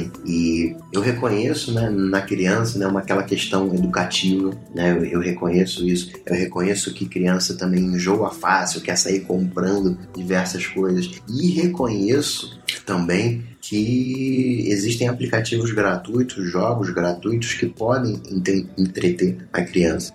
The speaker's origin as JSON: {"language": "Portuguese", "country": "Brazil", "said": "eu sou brasileiro"}